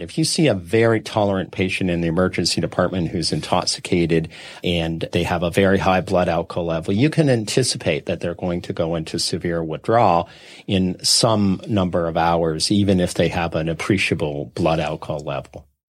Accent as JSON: {"language": "English", "region": "Saskatchewan", "country": "Canada", "tie": "born or raised there", "said": "I grew up in Saskatchewan"}